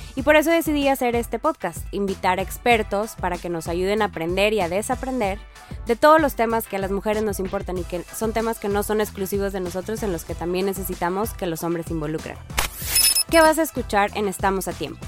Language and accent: Spanish; Monterrey, Nuevo León, Mexico; yo soy de Monterrey, Nuevo León